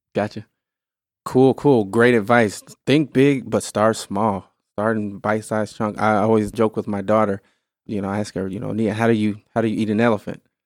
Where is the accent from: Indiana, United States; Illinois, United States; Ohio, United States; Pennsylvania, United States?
Illinois, United States; moved away as an adult; now in Wisconsin, United States; I grew up in Illinois, all right, but I've been in, in Wisconsin for ten plus years